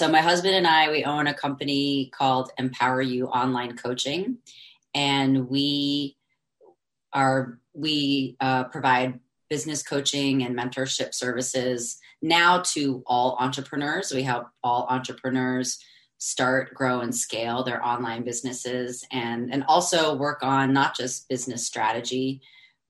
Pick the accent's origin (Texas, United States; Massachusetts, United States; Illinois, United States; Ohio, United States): Massachusetts, United States; Boston; moved away as an adult; also born or lived in Washington, D.C.; I'm originally from Boston, which that's something that you and I bonded on immediately, which is awesome. We're both from Boston, Massachusetts